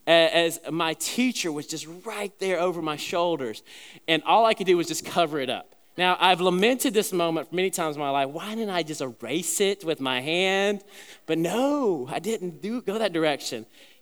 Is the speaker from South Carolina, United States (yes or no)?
yes; South Carolina, United States; the church that I was growing up in South Carolina